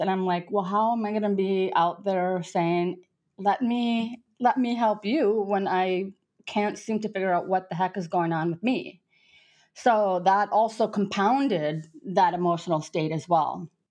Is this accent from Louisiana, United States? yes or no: no; South Dakota, United States; moved away as an adult; also born or lived in France; now in Nice, France; I grew up in South Dakota.